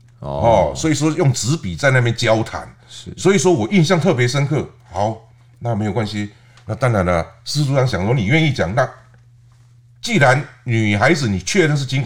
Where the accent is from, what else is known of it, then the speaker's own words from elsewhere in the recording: Taiwan; 哦，我们台湾人呢都是很热情。你看我之前在台南，这位李姓大哥也是让我去住他家，